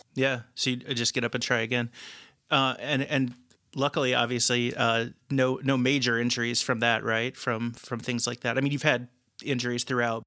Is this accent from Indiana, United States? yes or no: yes; Dearborn County, Indiana, United States; moved away as an adult; now in Chicago, United States; I was born in Dearborn County Hospital um, and grew up about 20 minutes away from Lawrenceburg my most of my entire life